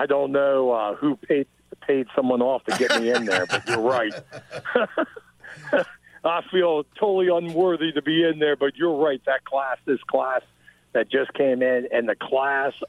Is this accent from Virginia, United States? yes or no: yes; Northern Virginia, United States; moved away as an adult; also born or lived in Shepherdstown, West Virginia; now in Frederick County, Maryland, United States; I grew up in Northern Virginia